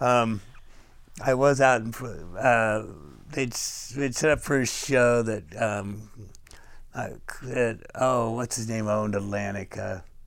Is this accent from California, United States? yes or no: yes; Fairhaven, California, United States; moved away; also born or lived in San Francisco; I was born in Fairhaven, California, which is about six hundred fifty miles north of here